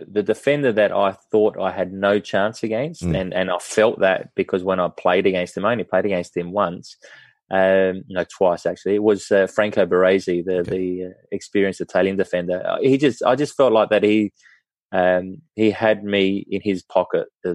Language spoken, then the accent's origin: English; Australia; being Australian